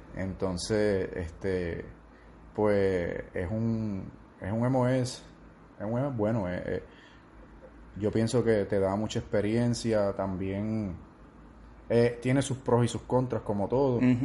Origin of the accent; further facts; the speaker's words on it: Orocovis, Puerto Rico; mayor parte de mi vida fue en Orocovis, donde, donde me crié y crecí.